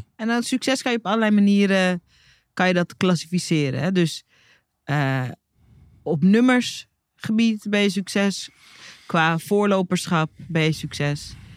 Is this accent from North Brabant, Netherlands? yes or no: no; Hoorn, North Holland, Netherlands; ik, die in Horen opgroeide